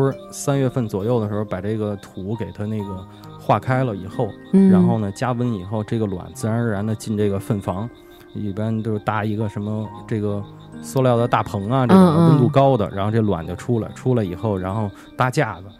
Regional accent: Beijing, China; 像这北京夏天的时候，像我小时候都是在那个我们家住杂院嘛，四合院杂院

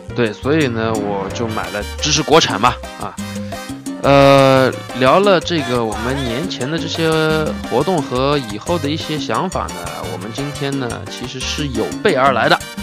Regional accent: Suzhou, Jiangsu, China; 我作为一个苏州人

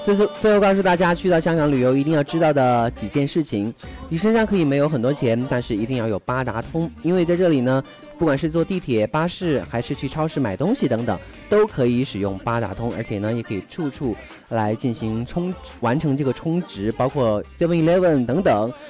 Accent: China; 我们大陆人和内地人

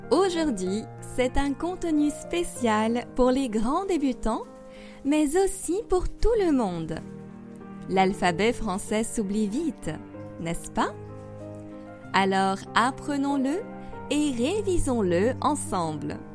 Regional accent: France; also born or lived in Paris; Je suis française et j'habite à Paris.

